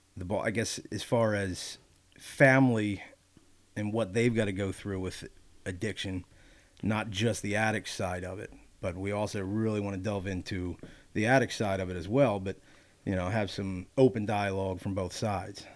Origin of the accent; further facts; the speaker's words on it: Wilmington, Delaware, United States; moved away as an adult; now in Pennsylvania, United States; growing up in Delaware, growing up in Wilmington